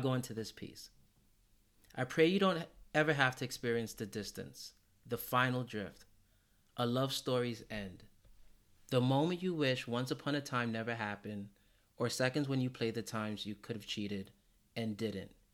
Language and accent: English; New York, United States; as a New Yorker